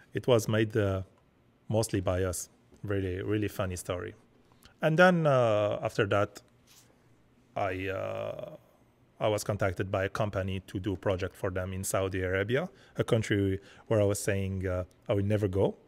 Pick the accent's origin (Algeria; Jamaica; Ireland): Algeria; now in Montreal, Canada